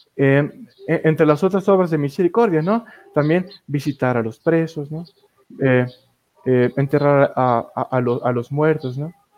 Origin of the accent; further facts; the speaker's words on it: Tepatitlán de Morelos, Jalisco, Mexico; desde mi tierra natal, Tepatitlán de Morelos, Jalisco